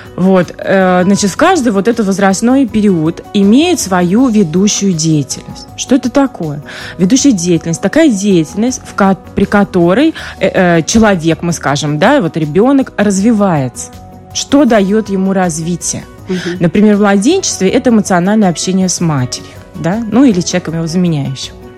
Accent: Russia; moved away; я поскольку вот из России, я оттуда

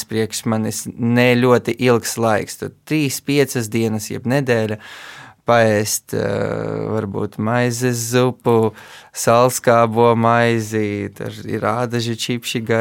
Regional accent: Riga, Latvia; also born or lived in Kyiv, Ukraine; Es piedzimu Kievā, bet pēc tam uzreiz devos uz Rīgu un tā visu bērnību pavadīju.

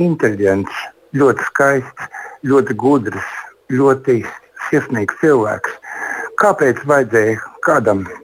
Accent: Jūrmala, Latvia; Labdien, godētā māra! Es esmu jūrmalnieks

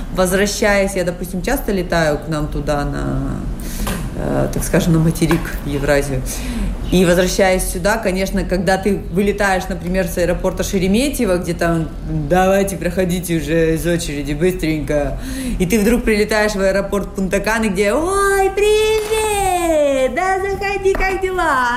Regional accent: Kazakhstan; moved away as an adult; now in Dominican Republic; я сама из Казахстана. А, живу в Доминикане уже больше 9 лет

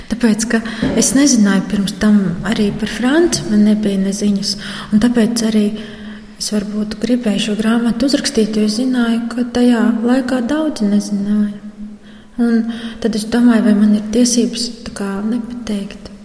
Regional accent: Latvia; Un, kas tāds rītīgs latviešu cilvēks esmu. Man ir gan zviedri, gan poļi, gan latvieši

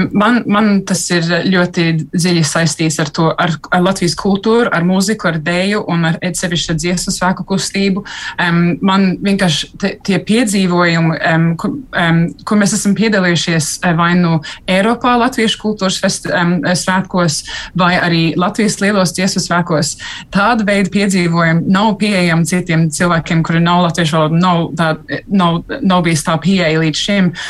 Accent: United Kingdom; es esmu gan, gan brita, gan latvieta

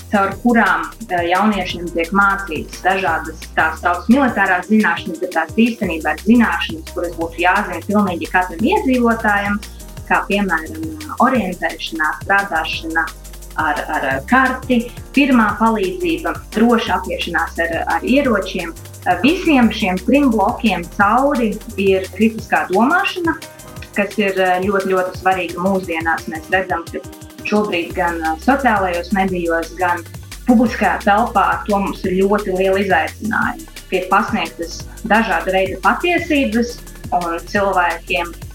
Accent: Rēzekne, Latgale, Latvia; Reizekne esmu dzimusi, pabeidzu Reizeknes pirmo vidusskolu

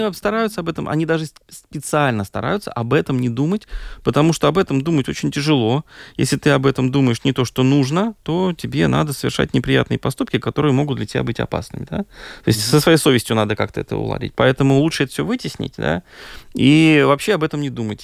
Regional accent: Moscow, Russia; now in Latvia; я сам же россиянин, mm-hmm. да, я из России, я из Москвы, как бы приехал ну, много лет назад здесь

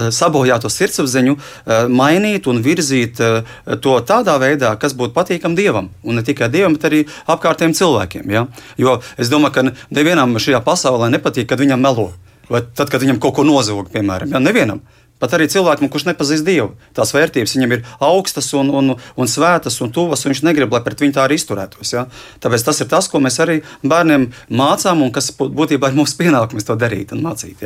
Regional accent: Liepāja, Latvia; es arī esmu no Liepājas.

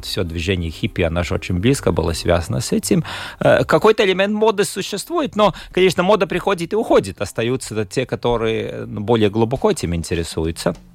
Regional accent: Latgale, Latvia; С детства я был из Латгалии

